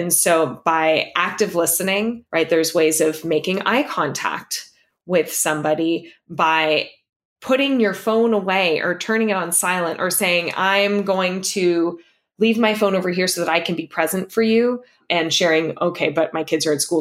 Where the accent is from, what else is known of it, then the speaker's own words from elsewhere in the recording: Los Angeles, California, United States; moved away as an adult; now in San Francisco, United States; we left our entire built-in community behind of friends, of family, of everyone that I knew I had grown up with that was still in Los Angeles